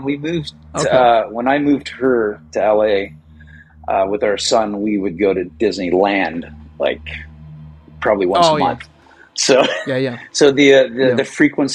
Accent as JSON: {"language": "English", "town": "Toronto", "region": "Ontario", "country": "Canada", "tie": "born or raised there", "also_born_or_lived": "Montreal / Chicago / Los Angeles", "moved": "as an adult", "said": "I grew up in Toronto"}